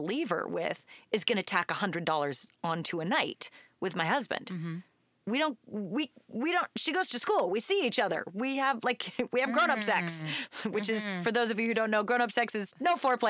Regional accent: Portland, Oregon, United States; I grew up in Southeast

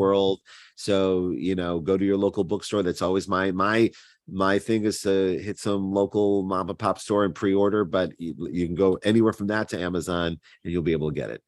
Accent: Cleveland, Ohio, United States; accent: Cleveland; my Cleveland accent

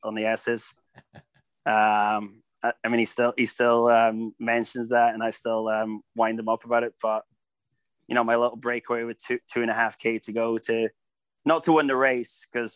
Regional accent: Scotland, United Kingdom; I'm Scottish

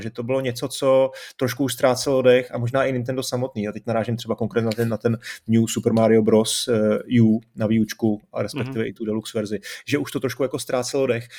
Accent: Czechia; tady u nás v Čechách

